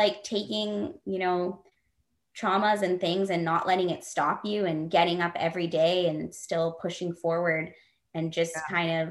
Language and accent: English; Vancouver, British Columbia, Canada; also born or lived in Alberta; I was born in Alberta, which is kind of a prairie country. It gets cold there. And then we moved to BC, Vancouver, which is obviously the West Coast